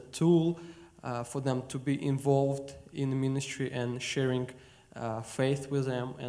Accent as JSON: {"language": "English", "country": "Moldova", "tie": "born or raised there", "said": "I'm originally born and raised in Moldova, and Moldova shares border with Ukraine. So it's a tiny country of 4 million people."}